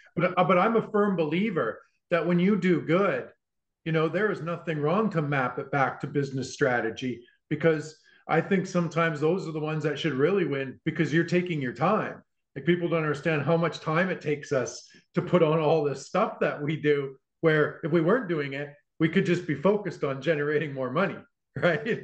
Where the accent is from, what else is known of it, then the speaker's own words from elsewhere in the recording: Vancouver, British Columbia, Canada; I'm from Vancouver